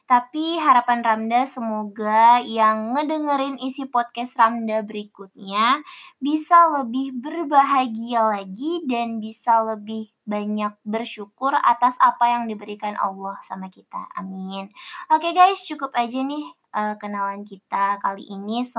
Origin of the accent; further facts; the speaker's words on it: Kalimantan, Indonesia; born there; now in Java, Indonesia; Jadi aku ini berdarah Sulawesi yang lahir di Kalimantan, terus sekarang berdomisili di tanah Jawa.